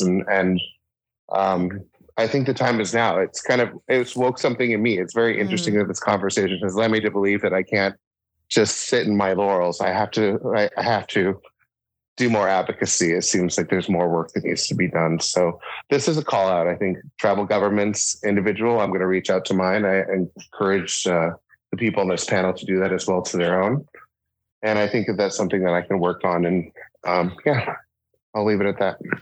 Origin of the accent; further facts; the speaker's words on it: Sitka, Alaska, United States; also born or lived in Juneau; growing up, growing up in Sitka and Juneau